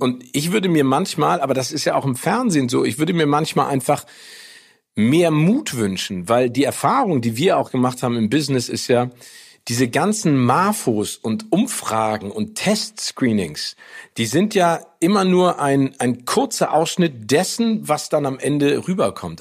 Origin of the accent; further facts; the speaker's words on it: Northern Germany, Germany; uns als Norddeutsche